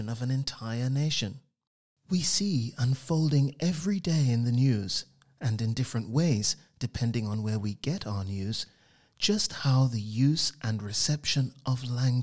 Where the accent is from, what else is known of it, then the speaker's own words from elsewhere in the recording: Trinidad & Tobago; I grew up on the Caribbean island of Trinidad in what I would call a wordy household